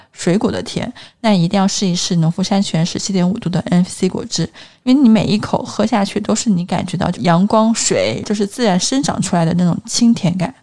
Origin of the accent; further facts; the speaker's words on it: Hunan, China; now in Shanghai, China; 因为我是一个湖南人，就是我吃的口味还挺重的